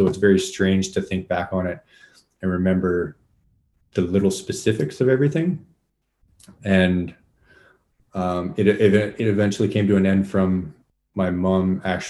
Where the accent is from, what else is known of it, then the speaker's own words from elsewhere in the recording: Winnipeg, Manitoba, Canada; also born or lived in Moose Jaw, Saskatchewan; Partially. I was mostly raised here. I think I've spent most of my life in Winnipeg, uh-huh. but I was born in Moose Jaw, Saskatchewan. So that's one province over to the west.